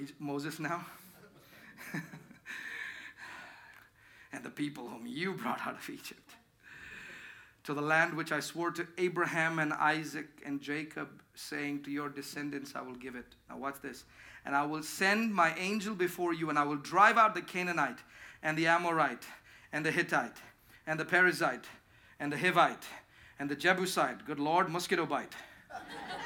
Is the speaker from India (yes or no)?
yes; India; moved away; growing up in India.